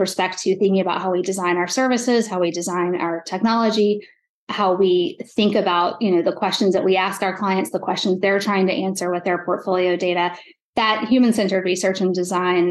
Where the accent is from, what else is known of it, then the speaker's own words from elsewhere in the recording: South Georgia, United States; now in Chicago, United States; I grew up in South Georgia